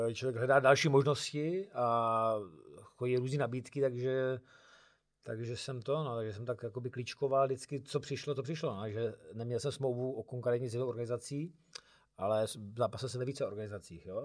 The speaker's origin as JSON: {"language": "Czech", "country": "Czechia", "said": "jsem tam byl jako jediný Čech"}